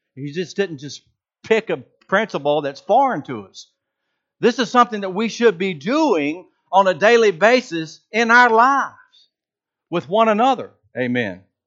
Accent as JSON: {"language": "English", "region": "Georgia", "country": "United States", "said": "I'm from Georgia"}